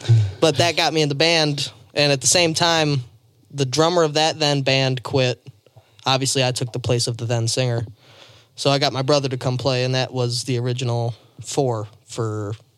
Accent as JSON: {"language": "English", "town": "Southgate", "region": "Michigan", "country": "United States", "also_born_or_lived": "Metro Detroit area / near Selfridge Air Force Base, Lake St. Clair", "said": "Southgate, which is where I'm originally from."}